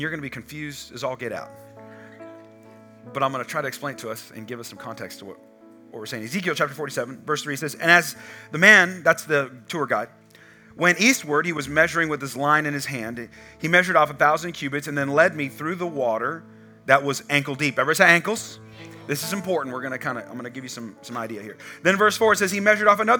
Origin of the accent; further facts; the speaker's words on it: California, United States; now in Texas, United States; So I'm from California